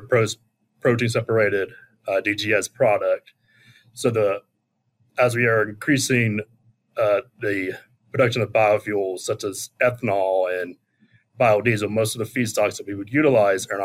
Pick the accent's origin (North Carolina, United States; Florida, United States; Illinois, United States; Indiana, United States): North Carolina, United States; Charlotte; moved away as an adult; now in South Dakota, United States; I'm originally from the Charlotte, North Carolina area. Grew up around agriculture